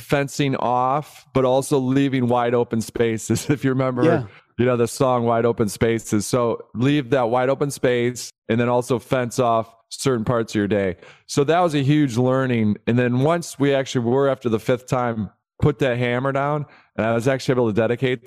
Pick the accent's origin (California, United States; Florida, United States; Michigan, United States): Michigan, United States; outside of Detroit; I grew up in the Midwest outside of Detroit. So at a personal level, just a humble kid born and raised outside of Detroit